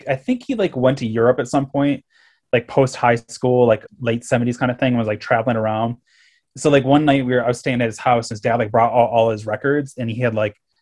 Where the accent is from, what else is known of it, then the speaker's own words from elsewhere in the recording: Caledonia, New York, United States; moved away; also born or lived in Fredonia, New York; growing up in Caledonia and then being in Fredonia, I studied design in Fredonia